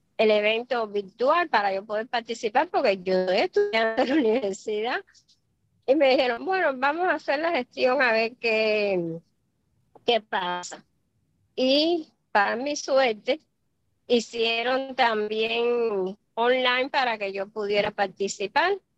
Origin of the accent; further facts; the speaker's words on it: Cuba; moved away as an adult; now in Miami, United States; yo soy cubana